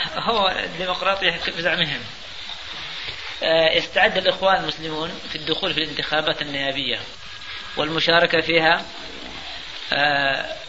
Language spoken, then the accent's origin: Arabic; Yemen; عندنا في اليمن